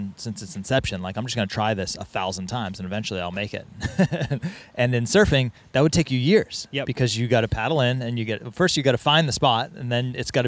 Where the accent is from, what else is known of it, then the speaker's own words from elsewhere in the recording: New England, United States; also born or lived in Boston, Massachusetts; now in Encinitas, United States; I grew up in New England.